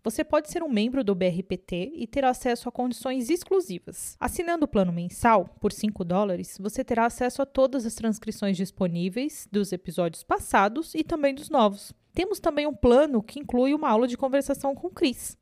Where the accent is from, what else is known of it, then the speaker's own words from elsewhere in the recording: Brazil; Sou, sou brasileira.